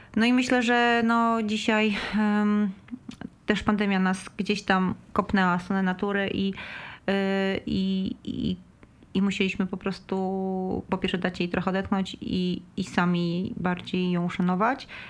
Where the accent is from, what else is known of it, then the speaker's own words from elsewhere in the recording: Mielno, West Pomeranian Voivodeship, Poland; wychowałam się w Mielnie